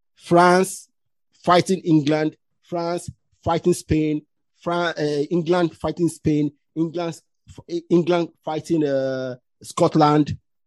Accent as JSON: {"language": "English", "town": "Ilaro", "region": "Ogun State", "country": "Nigeria", "tie": "born or raised there", "also_born_or_lived": "Delta State", "said": "See, when I was born in Delta State, okay? I came to the west of Nigeria 1978, I think. Yeah. My family went to Ilaro in Ogun State."}